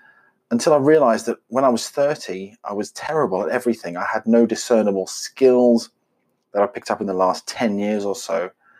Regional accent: South Africa; now in United Kingdom; I grew up in South Africa, which you may not get from my accent, even if you're an expert, but never mind. And I now live in the UK.

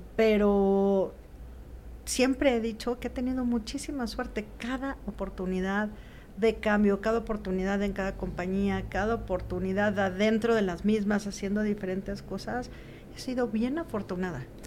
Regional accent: Mexico; nosotros como mexicanos

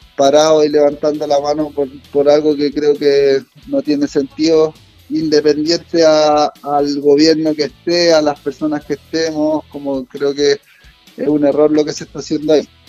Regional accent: Santiago, Santiago Metropolitan Region, Chile; Yo soy nacido y criado en Santiago

